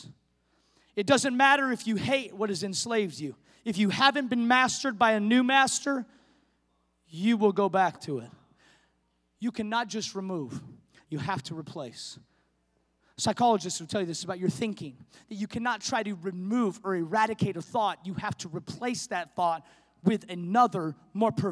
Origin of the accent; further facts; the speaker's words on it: the Northwest, Pacific Northwest, United States; moved away; We're from the Northwest